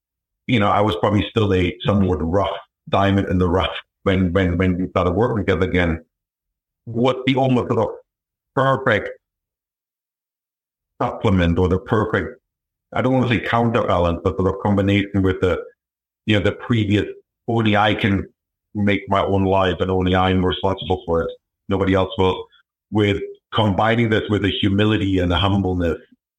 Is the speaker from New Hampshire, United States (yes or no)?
yes; New Hampshire, United States; I grew up in New Hampshire, very, you know, not poor, but definitely not middle class upbringing.